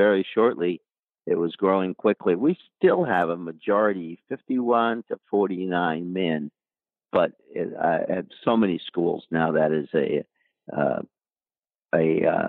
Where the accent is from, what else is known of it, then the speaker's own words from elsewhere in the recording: Kingston, Pennsylvania, United States; also born or lived in Wilkes-Barre, Pennsylvania; I was raised across the river in Kingston and wrestled there